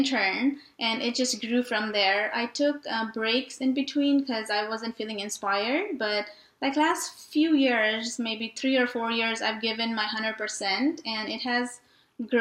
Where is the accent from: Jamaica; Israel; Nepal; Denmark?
Nepal; moved away as an adult; now in Fort Worth, United States; I was born and raised in Nepal and moved here about 10 years ago